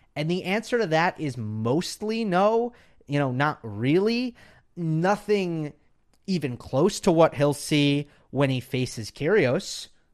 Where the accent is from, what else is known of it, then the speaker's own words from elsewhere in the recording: New York, United States; now in Los Angeles, United States; I'm from New York, for those who don't know, but I'm in L A now.